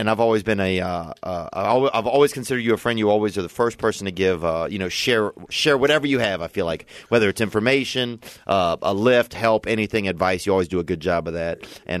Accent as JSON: {"language": "English", "region": "Louisiana", "country": "United States", "tie": "born or raised there", "moved": "yes", "said": "I'm from Louisiana, man. I'm from a small town outside of New Orleans."}